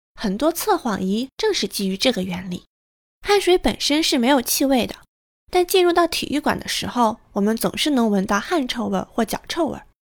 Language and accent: Chinese; northern China, China; moved away; 身为北方人